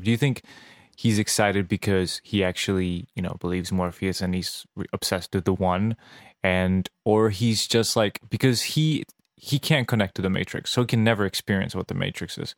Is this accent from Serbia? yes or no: yes; Serbia; English is a second language; moved away; I grew up in Serbia